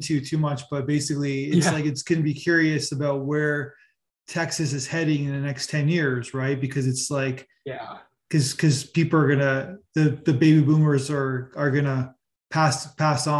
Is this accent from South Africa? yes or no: no; Canada; I'm Canadian